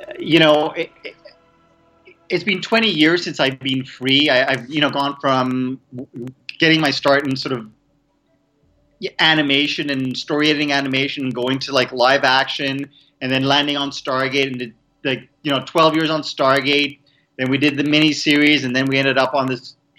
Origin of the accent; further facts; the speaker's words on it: Montreal, Quebec, Canada; moved away as an adult; also born or lived in Vancouver; I was actually born in Montreal, Canada